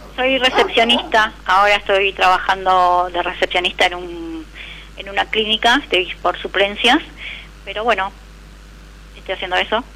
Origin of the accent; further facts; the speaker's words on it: Santos Lugares, Buenos Aires Province, Argentina; De 3 de febrero, provincia de Buenos Aires